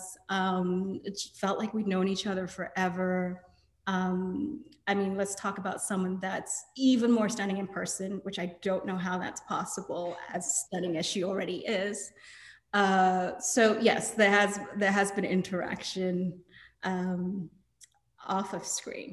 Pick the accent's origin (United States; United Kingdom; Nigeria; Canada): Nigeria; I'm Nigerian